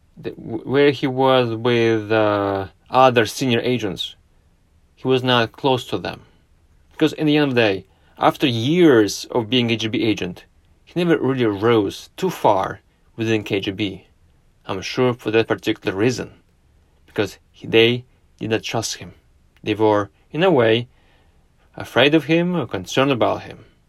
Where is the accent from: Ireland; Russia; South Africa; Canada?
Russia; not far from Moscow, Moscow Oblast; moved away; I was born in Russia. I spent my formative years in Russia, not far from Moscow